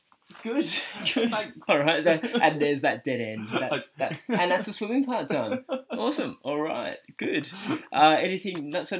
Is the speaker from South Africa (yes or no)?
no; Australia; moved away; I'm obviously Australian.